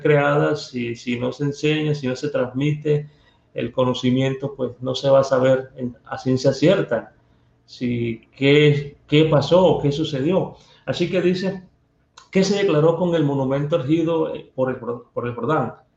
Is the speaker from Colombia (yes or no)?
yes; Barranquilla, Atlántico, Colombia; accent: costeño; Me llevó a parte de mi tierra. Allá en Barranquilla